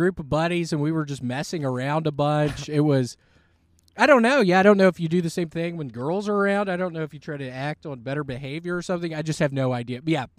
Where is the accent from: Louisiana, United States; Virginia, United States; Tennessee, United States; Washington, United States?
Tennessee, United States; Memphis; In Memphis, Tennessee.